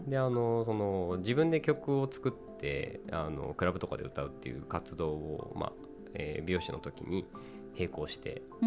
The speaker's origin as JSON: {"language": "Japanese", "town": "Yokohama", "region": "Kanagawa", "country": "Japan", "tie": "born or raised there", "also_born_or_lived": "Tokyo", "said": "僕横浜出身なんですけど"}